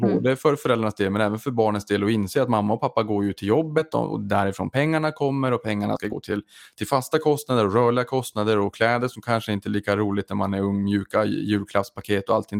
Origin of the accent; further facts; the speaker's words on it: Boden, Norrbotten County, Sweden; jag kommer från Boden, från Norrbotten